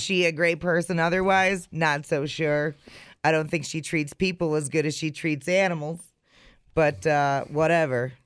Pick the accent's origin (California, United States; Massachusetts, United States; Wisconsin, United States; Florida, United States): Wisconsin, United States